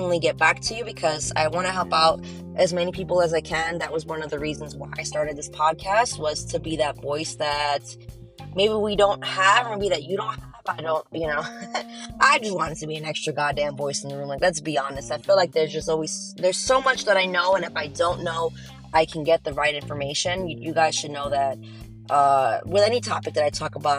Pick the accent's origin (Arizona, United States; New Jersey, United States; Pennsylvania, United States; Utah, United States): New Jersey, United States; I'm a Jersey girl, my home state